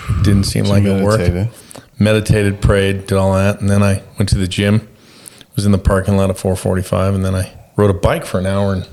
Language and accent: English; Las Vegas, Nevada, United States; moved away as an adult; also born or lived in Georgia / Utah; I was born and raised in Las Vegas, Nevada, Las Vegas, and spent my, until I was about 18, and then I moved to Georgia